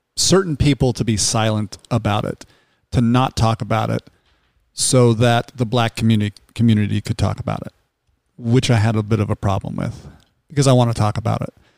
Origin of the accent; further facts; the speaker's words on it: Salt Lake City, Utah, United States; I grew up in Salt Lake City